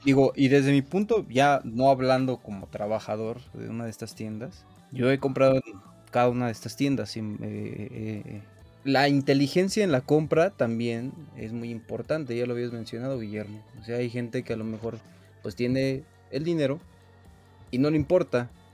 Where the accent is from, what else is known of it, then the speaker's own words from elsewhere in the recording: Mexico; como mexicanos buscamos